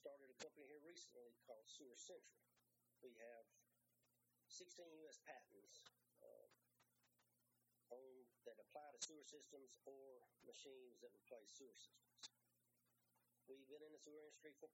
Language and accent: English; Louisiana, United States; We come from Louisiana. We're based in Louisiana